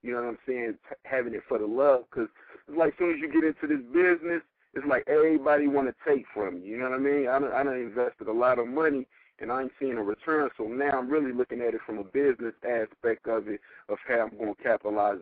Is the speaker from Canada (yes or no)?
no; the Bay Area, California, United States; I'm actually from the Bay